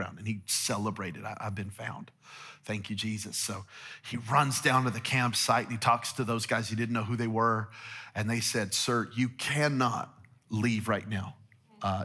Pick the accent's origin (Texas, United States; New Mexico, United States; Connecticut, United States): New Mexico, United States; now in Las Vegas, United States; I'm from New Mexico, so we're hunters and gatherers